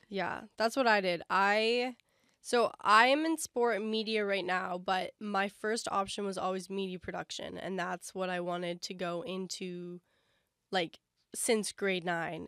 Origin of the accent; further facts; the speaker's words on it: London, Ontario, Canada; moved away as an adult; now in Toronto, Canada; we're from London, and that's, like, an expensive train ride home